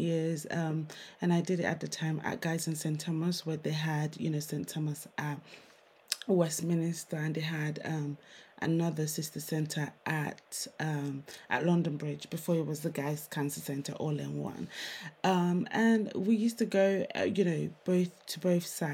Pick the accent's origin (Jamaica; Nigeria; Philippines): Nigeria; now in United Kingdom; I'm Nigerian.